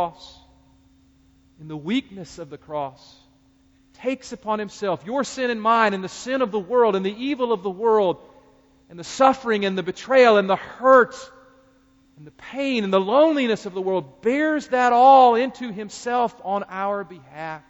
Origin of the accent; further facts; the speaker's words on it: North Carolina, United States; as a fellow North Carolinian